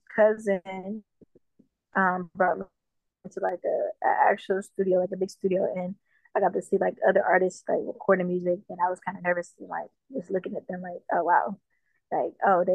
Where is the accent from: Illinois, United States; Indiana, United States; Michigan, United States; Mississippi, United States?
Michigan, United States; Detroit; also born or lived in Jamaica; I grew up in Detroit